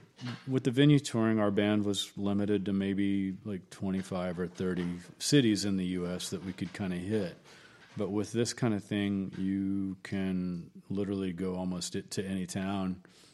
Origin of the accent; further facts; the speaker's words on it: Kennett, Missouri, United States; now in Austin, United States; No, I'm originally from Southeast Missouri.